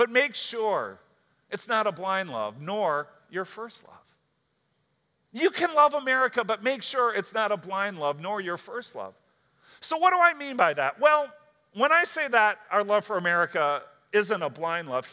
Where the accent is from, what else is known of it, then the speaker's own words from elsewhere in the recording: United States; as an American citizen